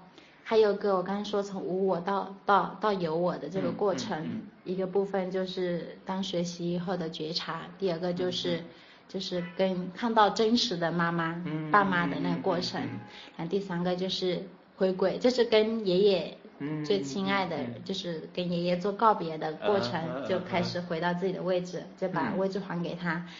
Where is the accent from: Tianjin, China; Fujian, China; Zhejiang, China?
Fujian, China; Changting; also born or lived in Shenzhen; now in Fuzhou, China; 从长汀，当时龙岩长汀，我的老家，